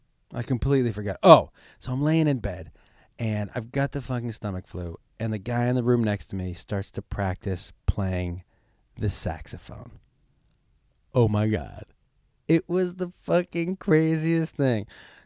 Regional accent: Miami, Florida, United States; I'm from Miami, and my brother and father are huge baseball, and everyone down there is so upset.

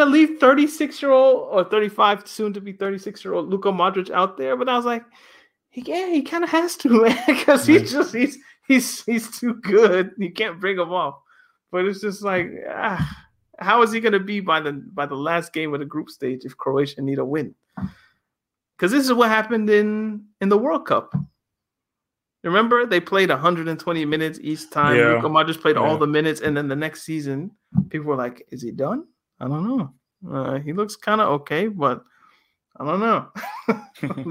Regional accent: Nova Scotia, Canada; I was born in Nova Scotia

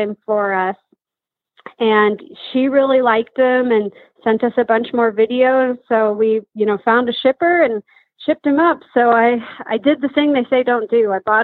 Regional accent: Minnesota, United States; moved away as an adult; now in Wisconsin, United States; Born and raised in Minnesota, currently living in Wisconsin

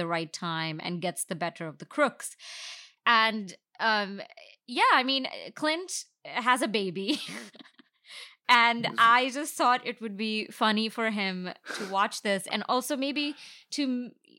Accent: India; now in United States; I didn't grow up here. I grew up in India

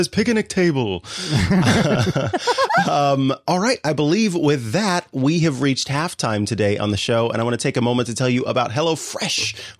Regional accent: Missouri, United States; now in California, United States; I'm a Missourian originally.

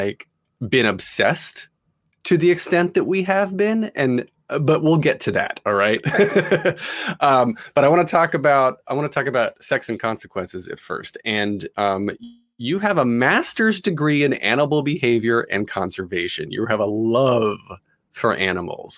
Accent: United States; as an American

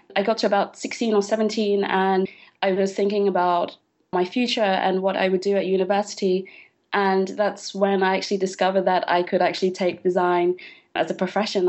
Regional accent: London, United Kingdom; moved away as an adult; also born or lived in Leeds; now in Berlin, Germany; I had been born in London, I was raised in London, but I'd never really lived anywhere else aside from when I went to Leeds for university

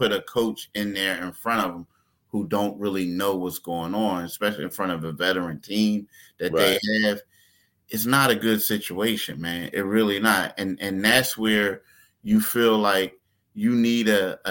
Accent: Philadelphia, Pennsylvania, United States; me and you being from Philly

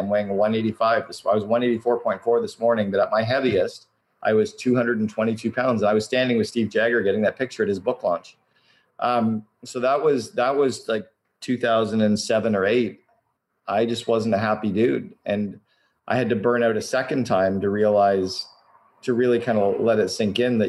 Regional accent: Canada; now in Vancouver, Canada; I'm Canadian

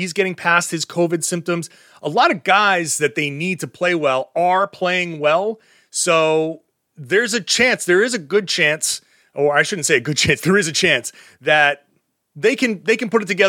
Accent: Pawtucket, Rhode Island, United States; when I was a kid growing up in Pawtucket

